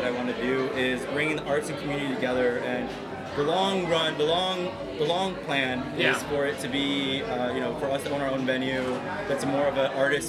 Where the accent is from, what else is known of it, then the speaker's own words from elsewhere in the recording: Chicago, Illinois, United States; also born or lived in Oakland; Well, I grew up in Little Village, Chicago.